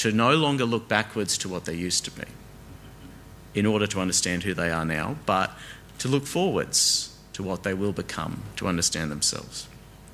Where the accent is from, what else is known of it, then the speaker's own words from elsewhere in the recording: Australia; I am an Australian